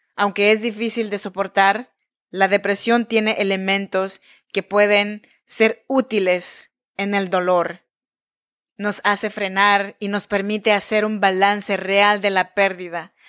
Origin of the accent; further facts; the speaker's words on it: Chinantec region, Oaxaca, Mexico; moved away as an adult; now in Sacramento, United States; Yo soy nacida en Oaxaca, México, en la región chinanteca